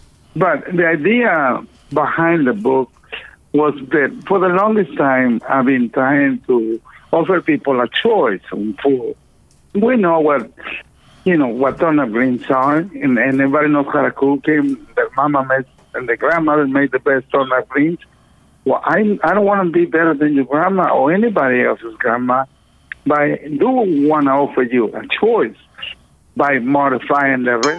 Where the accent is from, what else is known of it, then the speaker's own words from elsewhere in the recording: Mexico; now in Houston, United States; I came from Mexico to the U.S. in 1974. To Houston because I wanted to be a rock and roll famous guy.